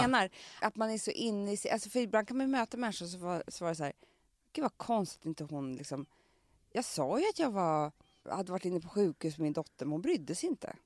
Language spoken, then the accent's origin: Swedish; Stockholm, Stockholm County, Sweden; på Söder där jag kommer ifrån